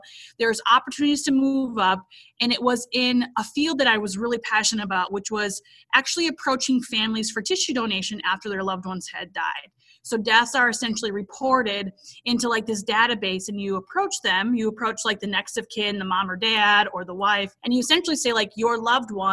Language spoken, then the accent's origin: English; Minnesota, United States; moved away as an adult; now in Alabama, United States; I am from Minnesota, lived there basically my whole life until we recently relocated to Alabama.